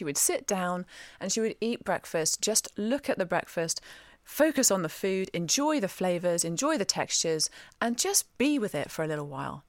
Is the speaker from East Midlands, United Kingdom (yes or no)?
no; Devon, South West England, United Kingdom; I'm from Devon too, by the way. Dr. Alan Desmond works in the hospital in which I was born.